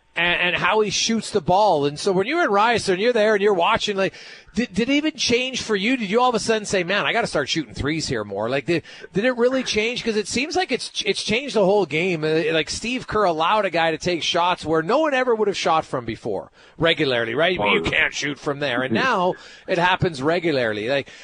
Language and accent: English; Ontario, Canada; growing up in Ontario, we've really seen a massive boon in the talent level of Canadians playing basketball.